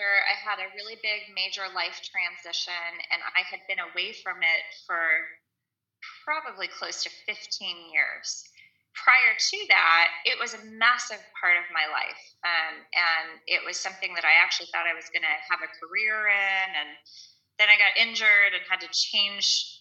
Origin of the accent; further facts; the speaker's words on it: Kansas City, United States; moved away as an adult; now in Florida, United States; I was born and raised in Kansas City and lived there most of my life until the last 3 years